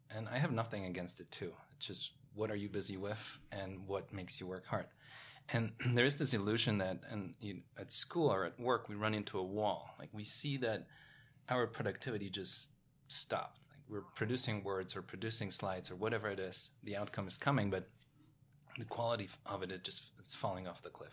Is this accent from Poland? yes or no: yes; Poland; moved away as an adult; also born or lived in Paris, France; now in New York, United States; being born in Poland in nineteen eighties during communism, growing up in Poland